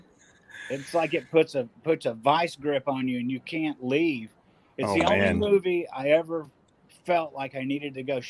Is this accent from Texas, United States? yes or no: yes; Corpus Christi, Texas, United States; born there; also born or lived in Minnesota; Actually, I was born in Corpus, but when I was younger, we spent some time up in Minnesota because my dad was a auto mechanic, aircraft mechanic, and he got a job up there teaching.